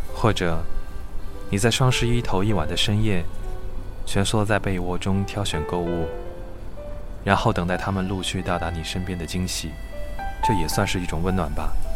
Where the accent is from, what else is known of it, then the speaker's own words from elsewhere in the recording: Changchun, Jilin, China; moved away as an adult; now in Beijing, China; 我的老家长春下起了今年的第一场雪